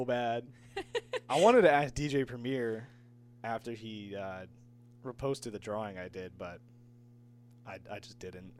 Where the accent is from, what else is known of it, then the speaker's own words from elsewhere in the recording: Ellington, Connecticut, United States; I'm from Ellington.